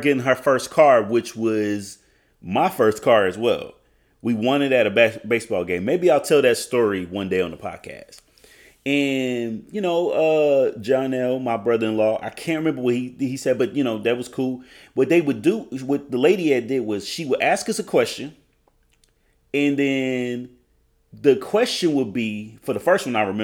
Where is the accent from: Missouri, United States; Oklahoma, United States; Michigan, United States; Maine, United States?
Oklahoma, United States; I'm from Oklahoma.